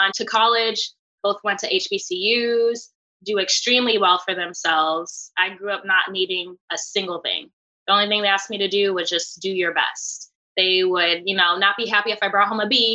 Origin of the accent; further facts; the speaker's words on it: Southington, Connecticut, United States; also born or lived in Baltimore, Maryland; I was raised in Southington, which is a very wealthy middle-class town